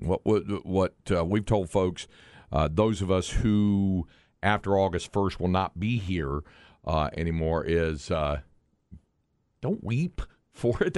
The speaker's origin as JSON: {"language": "English", "town": "Greensboro", "region": "North Carolina", "country": "United States", "tie": "born or raised there", "said": "Elm Street in downtown Greensboro as a, as a, a native of the area."}